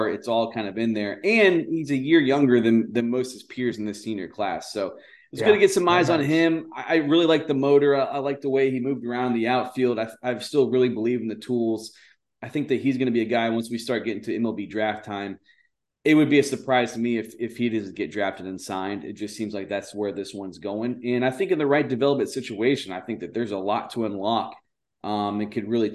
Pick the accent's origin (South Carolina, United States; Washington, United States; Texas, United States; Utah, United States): Texas, United States; Houston; I grew up in Houston, but I grew up on the north side of Houston